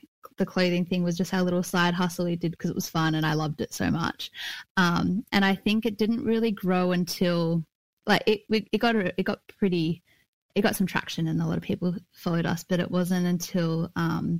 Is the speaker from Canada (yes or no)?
no; Melbourne, Victoria, Australia; my family come from the Yorke Peninsula, but I was born and raised in Melbourne on Wurundjeri country